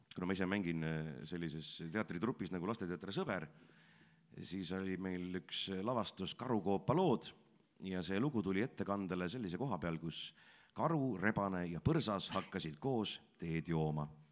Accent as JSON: {"language": "Estonian", "town": "Pärnu-Jaagupi", "region": "Pärnu County", "country": "Estonia", "tie": "born or raised there", "said": "ma ise olen pärit siitsamast lähedalt Pärnu Jaagupist, sündinud, kasvanud ja koolis käinud"}